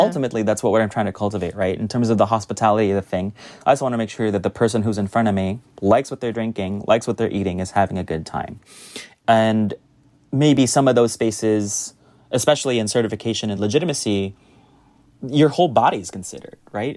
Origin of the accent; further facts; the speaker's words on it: United States; now in New York, United States; I, as an American sommelier